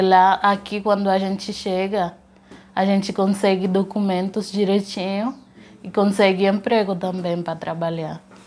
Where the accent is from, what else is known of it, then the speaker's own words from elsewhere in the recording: Haiti; Portuguese is a second language; moved away as an adult; also born or lived in Dominican Republic; now in Brazil; Eu sou de Tomasic.